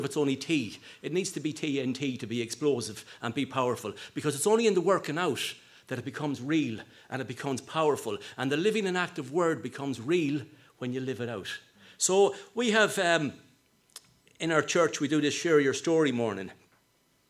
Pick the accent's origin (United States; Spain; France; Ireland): Ireland; Sligo, Connacht; I'm from Sligo